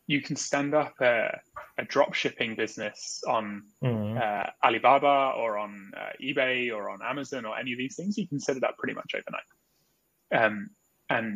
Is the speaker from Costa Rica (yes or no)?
no; United Kingdom; moved away as an adult; also born or lived in Australia; now in Singapore; I grew up in England, in a sort of suburban town just outside London